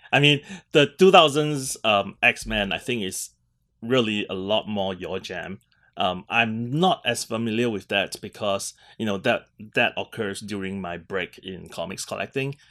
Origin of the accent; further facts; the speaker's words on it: Singapore; being Singaporean